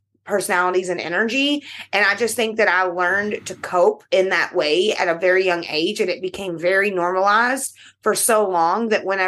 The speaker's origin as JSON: {"language": "English", "region": "Kentucky", "country": "United States", "said": "I am from Kentucky, and you know, all the bourbon in the world is made here"}